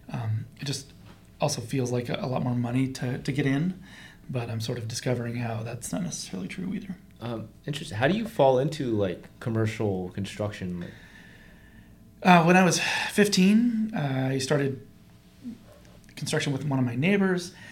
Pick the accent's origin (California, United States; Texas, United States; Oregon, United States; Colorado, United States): Oregon, United States; Portland; also born or lived in Aloha, Oregon; I'm actually from Portland, so I oh, okay. actually lived in Aloha, graduated from Aloha High School